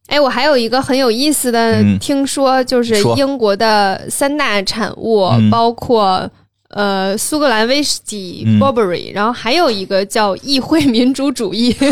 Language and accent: Chinese; Northeast China, China; 我跟你说，我作为一个东北人。我也特别不能理解，就是下雪打伞这件事儿